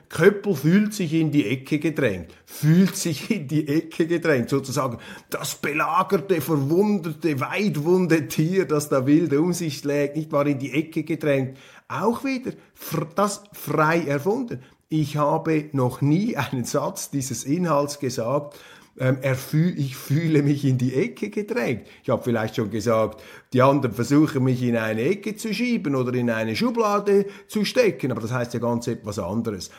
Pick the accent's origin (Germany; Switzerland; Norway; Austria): Switzerland; als Schweizer Journalist im Ausland